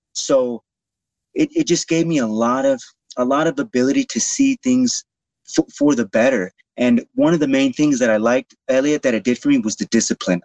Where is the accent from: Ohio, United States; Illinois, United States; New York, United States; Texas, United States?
Texas, United States; Houston; in Houston, in my hometown of Houston